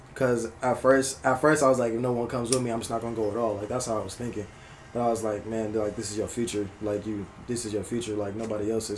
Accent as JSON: {"language": "English", "town": "Berkeley", "region": "California", "country": "United States", "tie": "born or raised there", "said": "I'm from Berkeley. I'm from South Berkeley"}